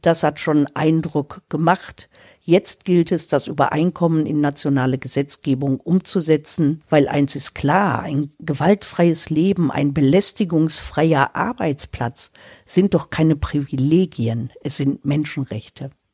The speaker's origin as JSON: {"language": "German", "country": "Germany", "said": "bei uns in Deutschland"}